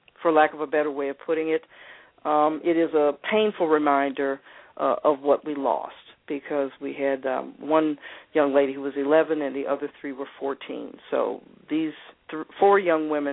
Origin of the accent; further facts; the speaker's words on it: Atlanta, Georgia, United States; I was raised here in Atlanta